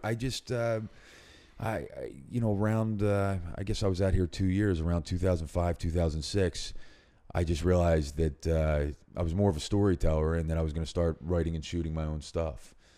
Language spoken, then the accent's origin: English; Philadelphia, Pennsylvania, United States; I grew up in North Philadelphia, Northeast Philadelphia